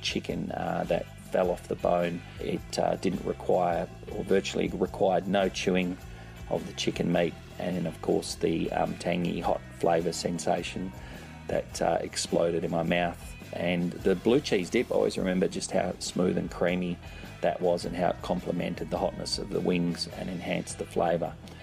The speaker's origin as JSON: {"language": "English", "town": "Perth", "region": "Western Australia", "country": "Australia", "tie": "born or raised there", "also_born_or_lived": "London, United Kingdom", "moved": "as an adult", "lives_now": "Sydney, Australia", "said": "currently I live in Sydney, Australia, which is on the other side of the country, about 4,000 kilometres or 2,500 miles away from where I grew up in Perth"}